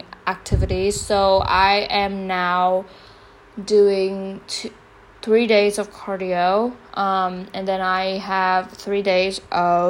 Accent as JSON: {"language": "English", "country": "Vietnam", "tie": "born or raised there", "also_born_or_lived": "United States", "moved": "as an adult", "said": "I grew up here, I was born and raised here"}